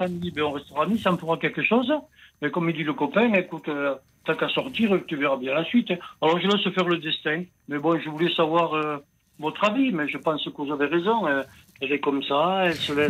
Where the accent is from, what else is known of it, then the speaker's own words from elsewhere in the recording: Italy; je suis un Italien